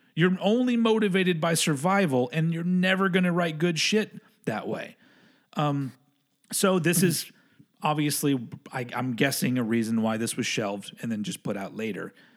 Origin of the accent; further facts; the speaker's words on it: Texas, United States; moved away; I grew up in Texas